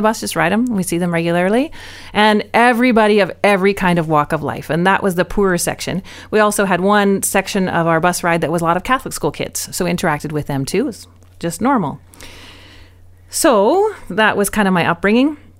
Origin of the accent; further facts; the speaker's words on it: Vancouver, British Columbia, Canada; now in Abbotsford, Canada; I grew up mostly in North Fan, but my life was in Vancouver